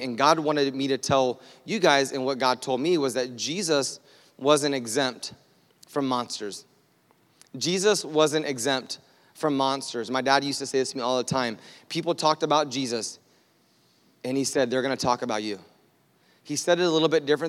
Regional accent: United States; I'm American. Like, we're just not used to quietness

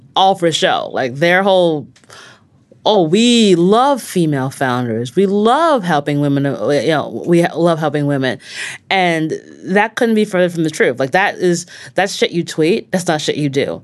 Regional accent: Long Island, New York, United States; I grew up on Long Island

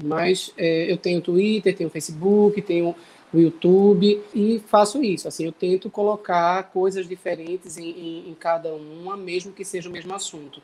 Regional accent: Bezerros, Pernambuco, Brazil; moved away as an adult; now in Recife, Brazil; sou cantor, compositor do Agreste de Pernambuco, sou da cidade de Bezerros

